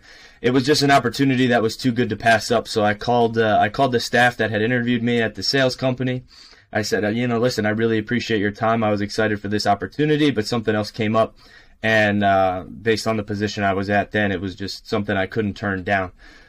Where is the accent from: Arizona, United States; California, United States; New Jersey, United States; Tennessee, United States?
New Jersey, United States; North Brunswick; My resume, I grew up here in North Brunswick, New Jersey. Played high school ball at North Brunswick Township High School.